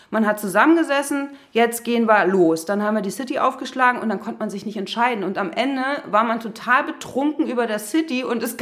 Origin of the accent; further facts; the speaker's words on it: Berlin, Germany; Ja, ich bin tatsächlich äh, in Berlin geboren, in Neukölln.